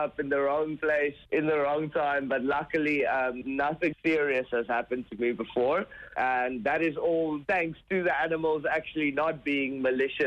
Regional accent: Gansbaai, Western Cape, South Africa; my hometown, which is Gansbaai, and it's actually the capital of great white sharks in the world. It's about 2 hours away from Cape Town. In South Africa

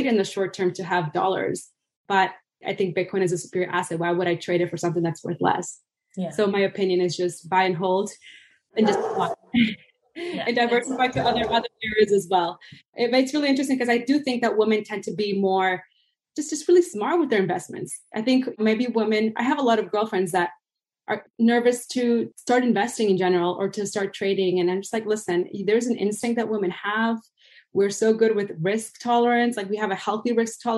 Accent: Venezuela; moved away; I'm originally from Venezuela

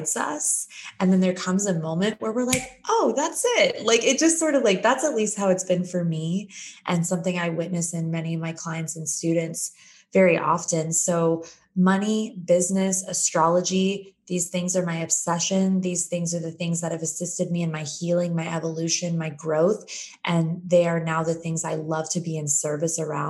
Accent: Phoenix, Arizona, United States; moved away as an adult; also born or lived in San Diego; I'm born and raised in Phoenix, Arizona

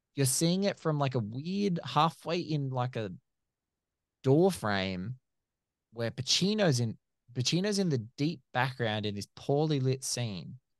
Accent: Australia; I'm from Australia, so everyone who's listening can obviously hear that I'm from Australia

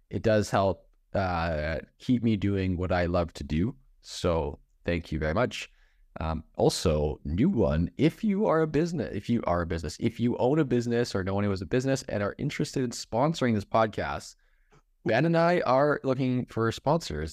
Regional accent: Canada; now in Michigan, United States; as a Canadian living in Michigan, I have an accent

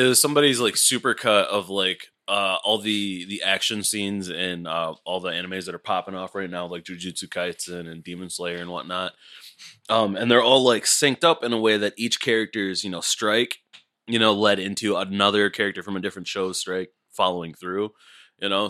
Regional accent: United States; as an American

